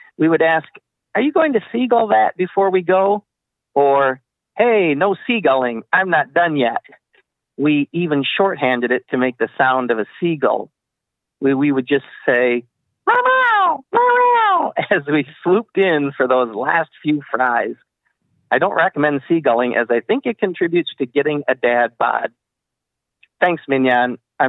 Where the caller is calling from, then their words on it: Michigan, United States; from Michigan.